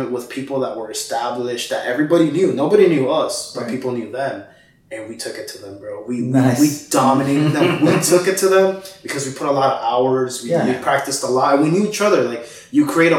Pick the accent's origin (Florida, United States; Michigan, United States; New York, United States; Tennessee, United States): Florida, United States; Miami; also born or lived in Guatemala; I'm from Guatemala, but I came to the United States when I was 4 and pretty much grew up here in Miami, lived Miami my whole life